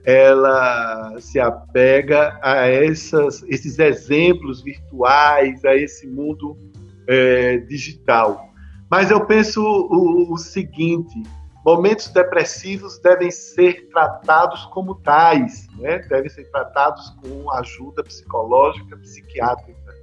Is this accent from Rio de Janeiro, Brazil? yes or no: no; Bahia, Brazil; somos do mesmo estado